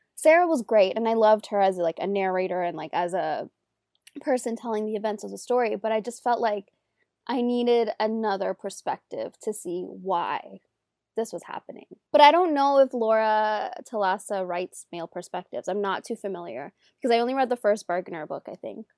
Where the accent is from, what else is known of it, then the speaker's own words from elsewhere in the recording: Toronto, Ontario, Canada; I'm Canadian, I'm from Toronto